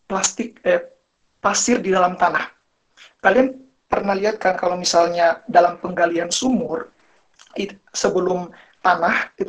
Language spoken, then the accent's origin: Indonesian; Tidore, North Maluku, Indonesia; also born or lived in Malang; saya ingin menceritakan pengalaman saya sebelum saya pindah ke Malang ya. Jadi uh, saya berasal dari Tidore. Jadi di daerah saya itu masyarakatnya masih gotong royong banget.